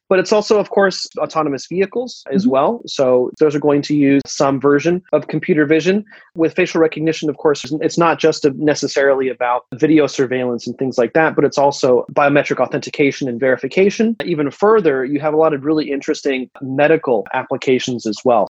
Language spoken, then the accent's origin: English; United States; I'm an American